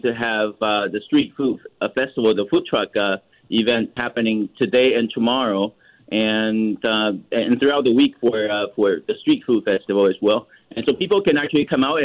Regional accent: Taiwan; now in Vancouver, Canada; I'm originally from Taiwan as well

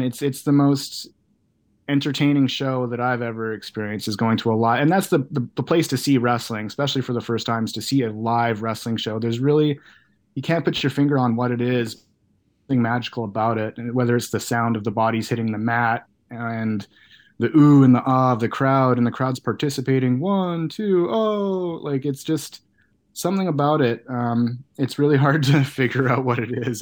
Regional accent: Canada; being a kid from Canada

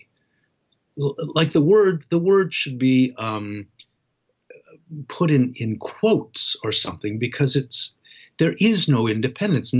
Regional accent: Toronto, Ontario, Canada; the harbor in my hometown, Toronto

